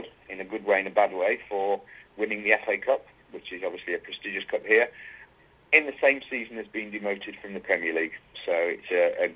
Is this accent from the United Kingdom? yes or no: yes; Wigan, North West England, United Kingdom; I grew up in a small mining town. It was a mining town originally called Wigan.